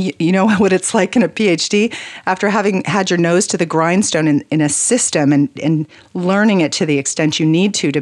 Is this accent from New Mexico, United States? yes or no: yes; New Mexico, United States; moved away; I was born in New Mexico